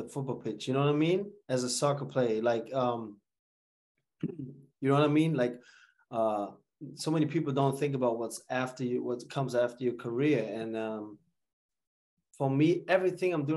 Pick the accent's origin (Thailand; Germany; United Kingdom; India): Germany; Bremen; moved away as an adult; also born or lived in New York; I grew up in Bremen, never made the academy in Werder Bremen